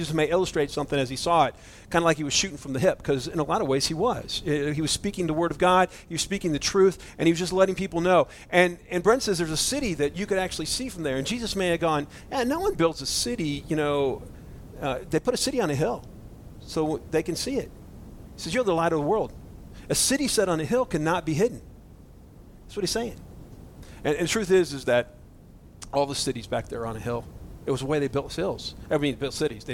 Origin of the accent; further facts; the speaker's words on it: Florida, United States; I'm from Florida